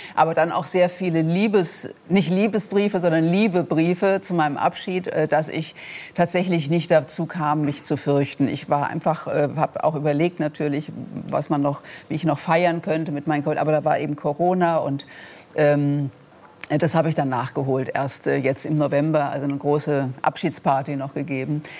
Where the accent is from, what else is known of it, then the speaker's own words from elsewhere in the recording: Rhenish Hesse, Rhineland-Palatinate, Germany; accent: Rhenish Hessian; zu meinem rheinhessischen Dialekt oder meiner rheinhessischen Herkunft